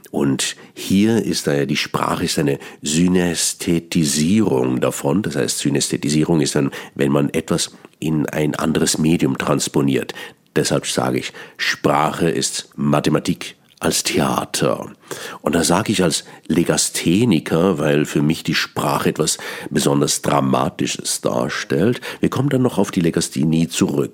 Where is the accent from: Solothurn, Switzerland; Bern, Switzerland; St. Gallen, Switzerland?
Bern, Switzerland; accent: Bernese Swiss German; first language Swiss German; German is a second language; Ich bin gebürtiger Berner. Mein Hochdeutsch ist nicht meine Muttersprache